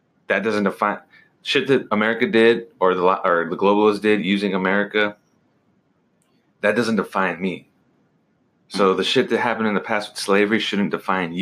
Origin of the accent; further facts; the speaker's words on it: United States; I'm a real American